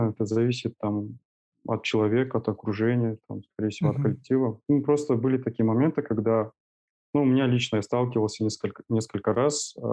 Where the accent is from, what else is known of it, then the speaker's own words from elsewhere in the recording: Almaty, Kazakhstan; Я а, коренной алматинец